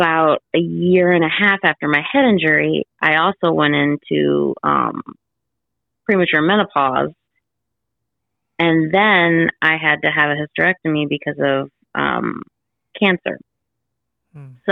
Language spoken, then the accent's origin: English; Illinois, United States; moved away; my hometown in Illinois